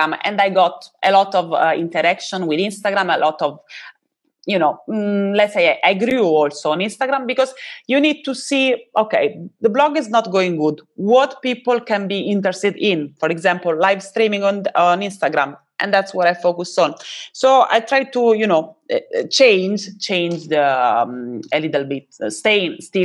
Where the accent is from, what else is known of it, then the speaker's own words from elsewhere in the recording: Italy; I'm from Italia